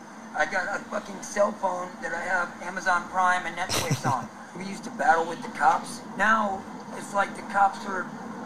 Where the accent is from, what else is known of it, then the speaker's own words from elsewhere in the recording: United States; moved away as an adult; now in San Francisco, United States; Louisiana, Texas area.